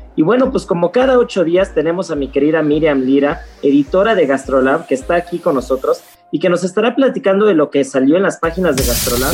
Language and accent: Spanish; Mexico; como buenos mexicanos